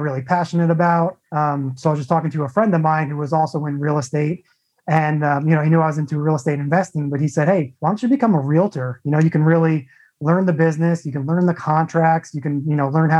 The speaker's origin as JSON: {"language": "English", "area": "Long Island", "region": "New York", "country": "United States", "tie": "born or raised there", "also_born_or_lived": "Arizona / San Diego, California", "moved": "as an adult", "lives_now": "Phoenix, United States", "said": "I was born and raised in Long Island, New York. So I'm a true New Yorker"}